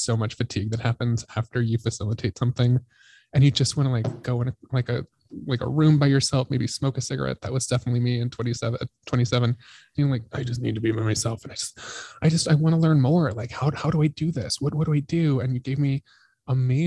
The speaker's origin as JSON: {"language": "English", "region": "Colorado", "country": "United States", "moved": "yes", "said": "I'm from Colorado and my parents live like 2 hours south of Denver"}